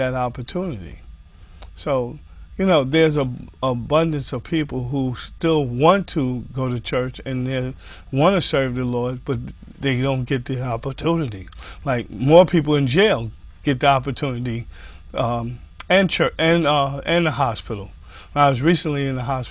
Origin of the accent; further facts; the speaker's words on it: White Plains, New York, United States; I grew up here in White Plains. I'm a native son.